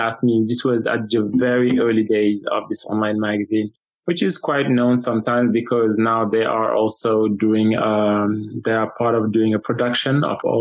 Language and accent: English; Senegal; now in United States; I'm from Senegal, but I'm American now. I've taken the nationality after many years of living in the U.S.